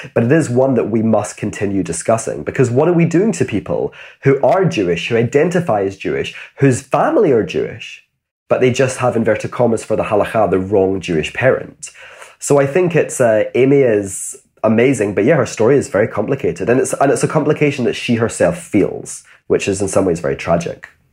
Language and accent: English; Glasgow, Scotland, United Kingdom; I grew up in Glasgow.